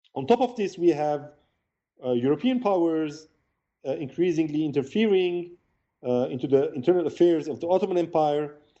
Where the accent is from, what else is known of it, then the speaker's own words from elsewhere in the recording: Beirut, Beirut Governorate, Lebanon; moved away as an adult; also born or lived in Yerevan, Armenia; now in Geneva, Switzerland; originally, I'm born in Beirut, Lebanon. I'm Lebanese Armenian. Um, I grew up in Lebanon during the, the war there, the 15 years of war